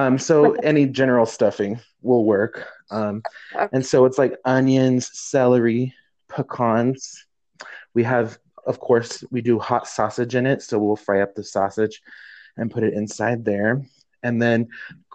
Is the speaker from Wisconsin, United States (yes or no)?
no; New Mexico, United States; right here in New Mexico in my home state.